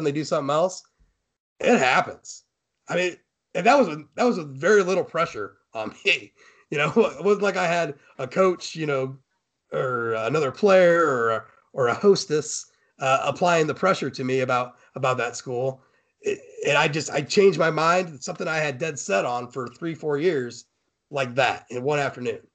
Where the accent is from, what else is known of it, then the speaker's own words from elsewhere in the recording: Fort Wayne, Indiana, United States; I'm from Fort Wayne